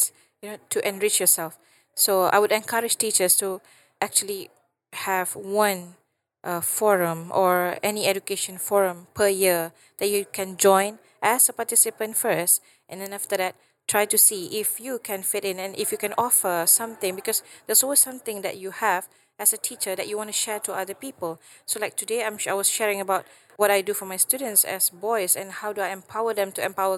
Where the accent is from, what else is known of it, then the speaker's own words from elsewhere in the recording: Malaysia; I'm from Malaysia.